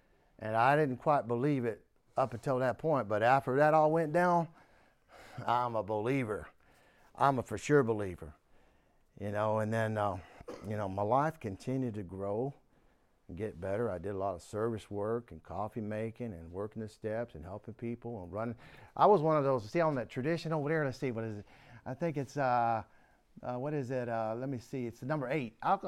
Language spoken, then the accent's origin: English; Warren, Pennsylvania, United States; born there; Wow, I was born one state over, Pennsylvania, right next to Ohio and Pennsylvania. If you look at the map, they're right next to each other. In fact, the town I was born in was Warren, Pennsylvania.